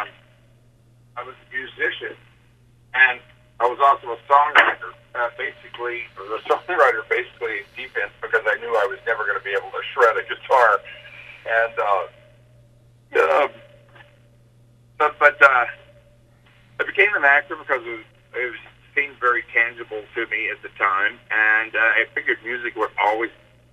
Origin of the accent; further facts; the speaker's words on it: Houston, Texas, United States; moved away; also born or lived in Los Angeles; I'm from Houston